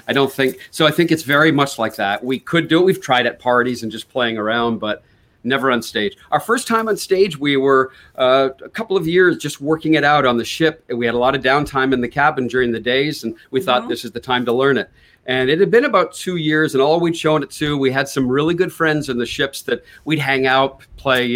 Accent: Canada; worked at the radio station with him in my hometown in canada

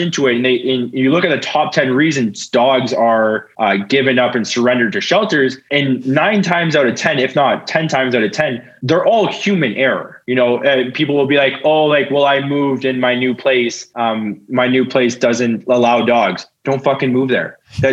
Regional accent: Ontario, Canada; now in Manitoba, Canada; I grew up in Ontario where it wasn't as much of an issue

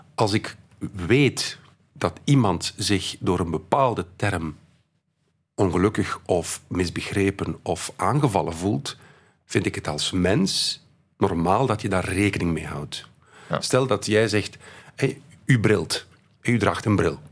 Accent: Belgium

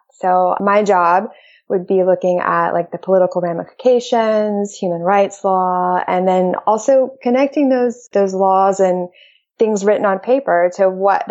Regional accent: Alabama, United States; also born or lived in Chicago / Peru / Seattle, Washington; now in North Carolina, United States; I was born in Alabama. So grew up in the South

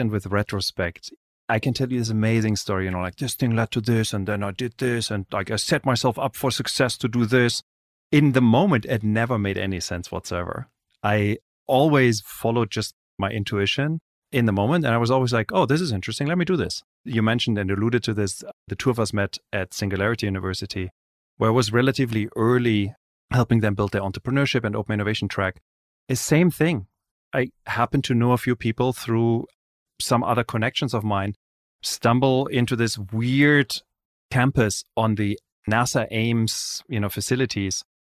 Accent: Germany; I grew up in Europe, in Germany.

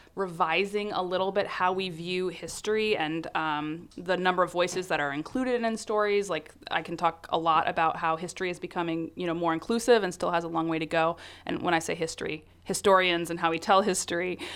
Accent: North Carolina, United States; moved away as an adult; now in San Francisco Bay Area, United States; I grew up in North Carolina

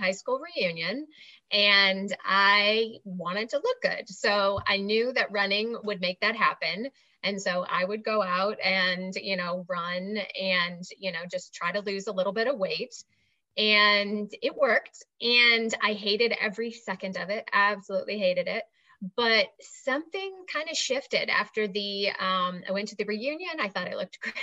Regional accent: outside of Chicago, Illinois, United States; now in Asheville, United States; I'm actually originally from outside of Chicago

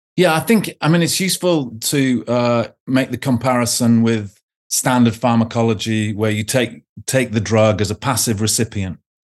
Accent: United Kingdom; now in Oxford, United Kingdom; being British

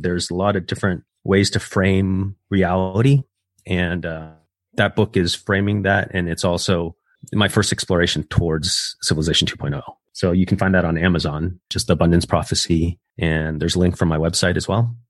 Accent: United States; also born or lived in Taiwan; I actually moved to the States when I was like an infant

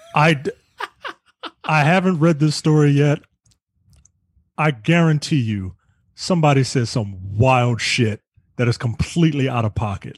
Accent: United States; I'm American obviously

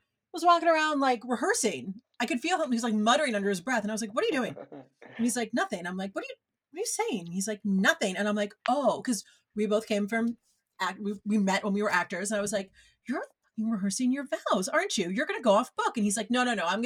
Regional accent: New York, United States; now in Los Angeles, United States; I'm from New York

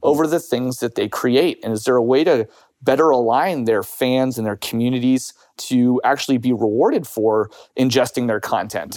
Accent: United States; now in United Kingdom; as an American or as someone who lives in the U K

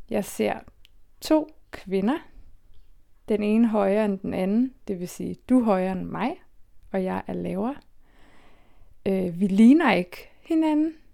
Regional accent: Copenhagen, Capital Region of Denmark, Denmark; Jeg er født og opvokset i København.

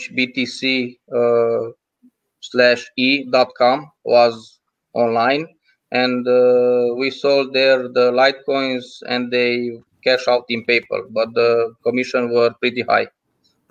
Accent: Romania; I'm from Europe, from Romania

